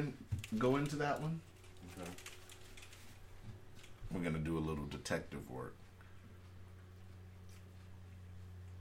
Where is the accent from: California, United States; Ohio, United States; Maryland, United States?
California, United States; now in Alaska, United States; I was born in California